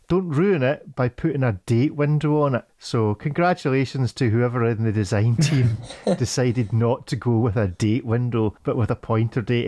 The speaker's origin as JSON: {"language": "English", "region": "Scotland", "country": "United Kingdom", "said": "as a Scotsman that works on a farm"}